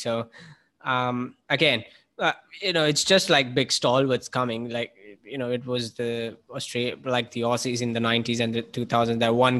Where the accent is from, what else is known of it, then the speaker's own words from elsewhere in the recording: India; As an Indian fan growing through the 90s, that's I honestly never thought I would say